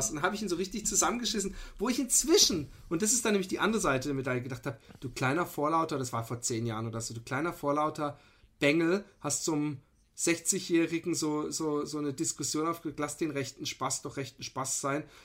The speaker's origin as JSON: {"language": "German", "country": "Austria", "said": "kann man sich die Stimmung als Österreicher nur noch mehr vermiesen"}